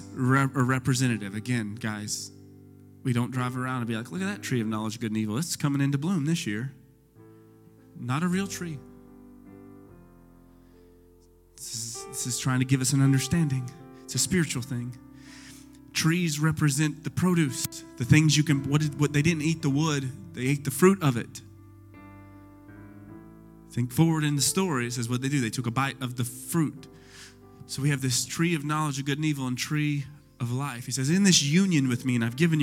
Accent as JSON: {"language": "English", "region": "Texas", "country": "United States", "said": "we're Texan"}